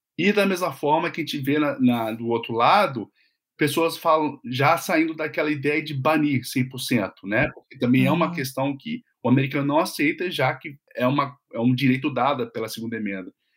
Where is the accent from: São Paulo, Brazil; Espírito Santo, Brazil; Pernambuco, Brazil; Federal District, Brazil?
Espírito Santo, Brazil; Vitória; now in United States; eu sou de Vitória